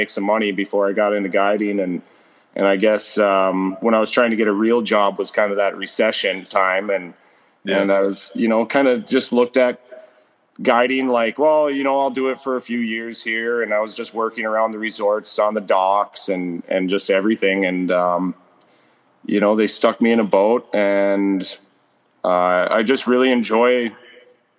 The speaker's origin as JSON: {"language": "English", "area": "Rainy River", "region": "Minnesota", "country": "United States", "tie": "born or raised there", "said": "I grew up right on the Rainy River"}